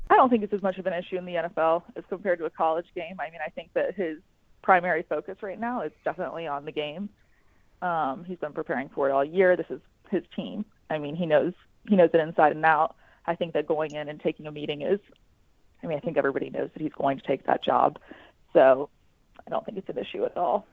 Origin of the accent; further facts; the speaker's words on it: Atlanta, Georgia, United States; I grew up in Atlanta